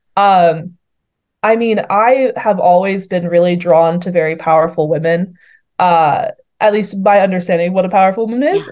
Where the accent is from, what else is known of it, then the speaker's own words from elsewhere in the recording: Boston, Massachusetts, United States; moved away as an adult; also born or lived in St Andrews, Scotland; I'm from Boston, which I'm going to be very controversial and say it's the greatest city on this earth.